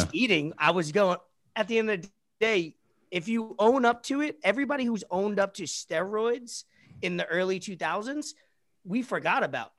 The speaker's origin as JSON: {"language": "English", "region": "New York", "country": "United States", "tie": "born or raised there", "said": "I'm from New York, so, uh, that word, I, I have had a lot of Jewish friends growing up"}